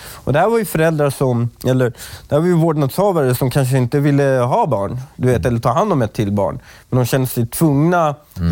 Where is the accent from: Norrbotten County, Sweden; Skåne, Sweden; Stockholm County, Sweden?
Stockholm County, Sweden; Stockholm; also born or lived in Upplands Väsby / Iran; jag var uppvuxen i Husby